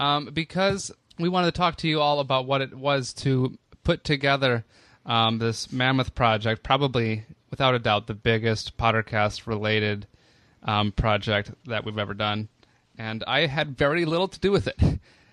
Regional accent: Florida, United States; accent: Florida; My Florida accent is very different.

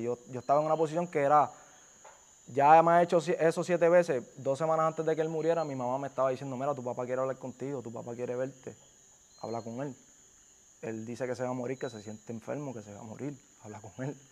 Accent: Carolina, Puerto Rico; es Carolina, yo soy de Carolina

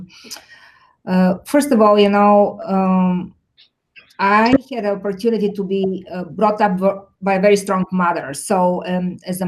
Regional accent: Bulgaria; now in Chicago, United States; I grew up in Bulgaria

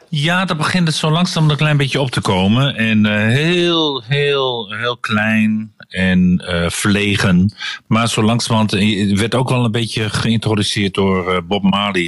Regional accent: Deventer, Overijssel, Netherlands; als klein jongetje in Deventer de kunstijsbaan

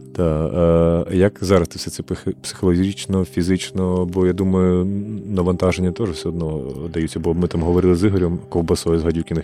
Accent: Kharkiv, Kharkiv Oblast, Ukraine; я сам з Харкова

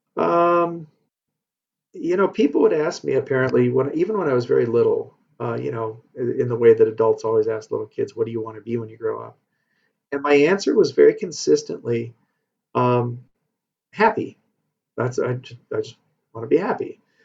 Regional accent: Madison, Wisconsin, United States; I was born actually here in Madison, and uh, a long time ago, and um, grew, have grown up in the area

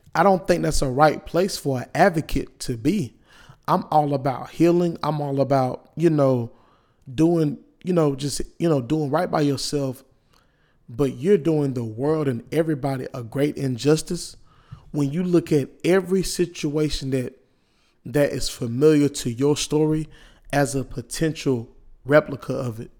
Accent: Wilson, United States; I'm from, I'm from Wilson

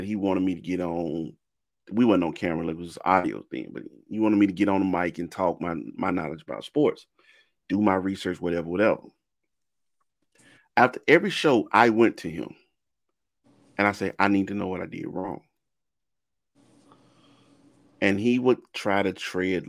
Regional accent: Mississippi, United States; I'm from Mississippi

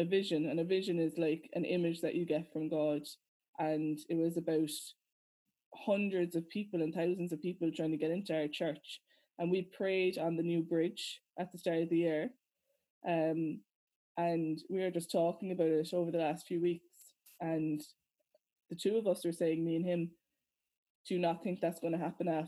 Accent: Ireland; being Irish and being Christians

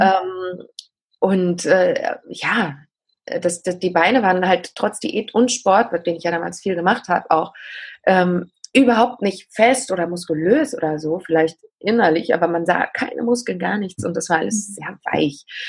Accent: eastern Germany, Germany; bei uns im Osten

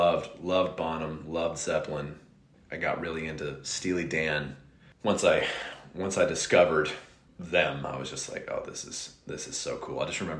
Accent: Reading, South East England, United Kingdom; a guy from Wales, who still lives in my hometown in Reading

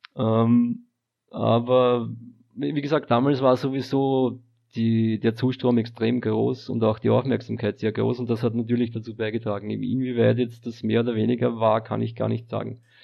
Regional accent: Austria; Also ich bin aus Österreich

